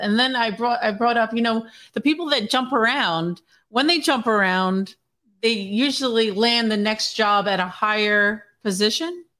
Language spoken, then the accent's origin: English; New Jersey, United States; I grew up in Jersey